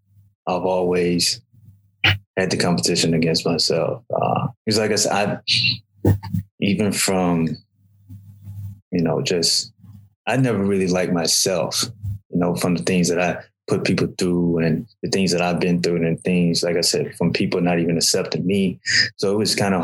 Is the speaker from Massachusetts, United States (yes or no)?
no; Alabama, United States; I grew up in Alabama